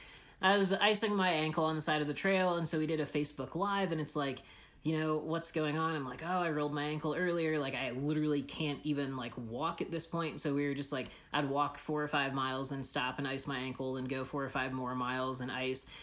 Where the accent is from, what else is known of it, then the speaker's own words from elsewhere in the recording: Illinois, United States; moved away as an adult; also born or lived in Boulder, Colorado; I'm from Illinois